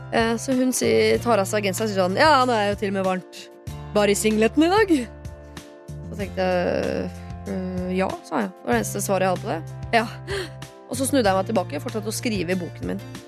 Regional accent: Norway; Jeg er født her, jeg er oppvokst her

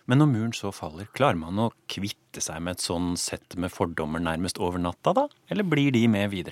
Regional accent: Frankfurt am Main, Hesse, Germany; now in Norway; Og jeg er tysk, født i Frankfurt am Main.

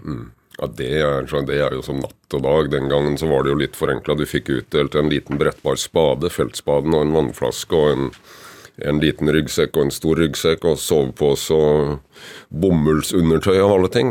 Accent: Kragerø, Telemark, Norway; now in Oppegård, Norway; Jeg er født og oppvokst i Kragerø, med trebåter og seiling

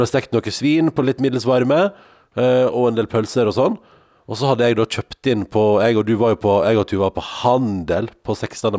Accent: Sogn og Fjordane, Vestland, Norway; now in Oslo, Norway; hjem til der jeg kommer fra, til Sogn og Fjordane

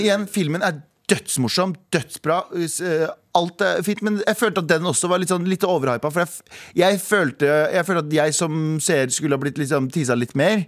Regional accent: Skaun, Trøndelag, Norway; moved away; det der jeg vokste opp

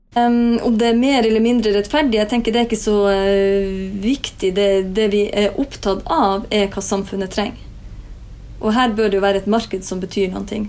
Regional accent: Northern Norway, Norway; now in Oslo, Norway; hjemme i Nord-Norge

